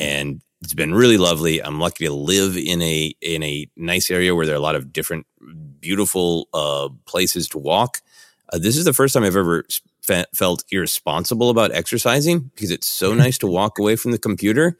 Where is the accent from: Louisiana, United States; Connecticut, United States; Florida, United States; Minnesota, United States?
Minnesota, United States; Minneapolis; now in Los Angeles, United States; growing up in Minneapolis